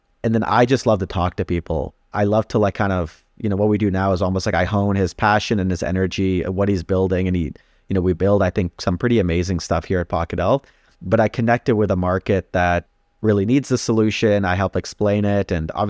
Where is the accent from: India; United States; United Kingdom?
India; now in Canada; We're immigrants to Canada. So we immigrated here from India in the mid 90s.